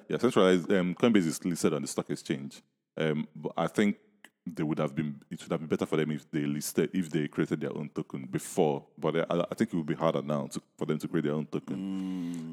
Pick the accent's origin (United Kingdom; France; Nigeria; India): Nigeria; when I was growing up in Ni-, in Nigeria